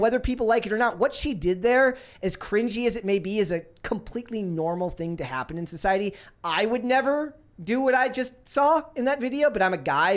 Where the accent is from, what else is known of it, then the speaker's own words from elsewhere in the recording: Minnesota, United States; growing up in Minnesota